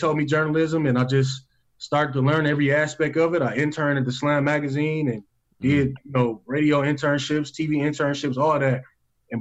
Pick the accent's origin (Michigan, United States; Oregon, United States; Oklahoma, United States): Michigan, United States; Flint; born and raised in Flint, Michigan